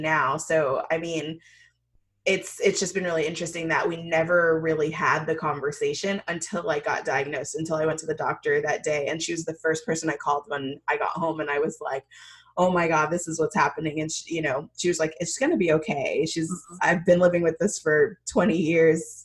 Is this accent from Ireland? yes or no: no; Jamaica; I'm Jamaican